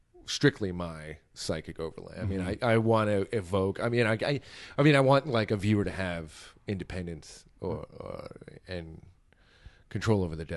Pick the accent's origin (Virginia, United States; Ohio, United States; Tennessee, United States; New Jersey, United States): New Jersey, United States; and I'm from New Jersey.